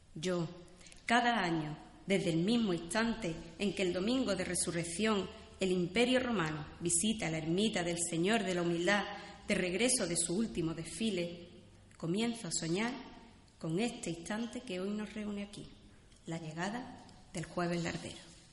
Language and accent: Spanish; Puente Genil, Andalusia, Spain; now in Málaga, Spain; nacer en mi pueblo